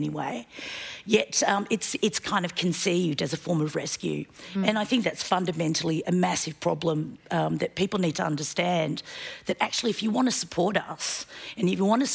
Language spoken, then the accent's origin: English; Australia; also born or lived in Korea; I was born in Korea and I migrated to Australia. Having studied and grown up in Australia